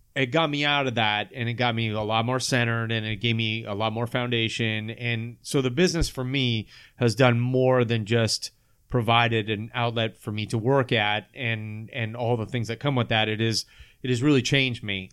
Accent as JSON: {"language": "English", "town": "Sacramento", "region": "California", "country": "United States", "tie": "born or raised there", "said": "I grew up here in Sacramento"}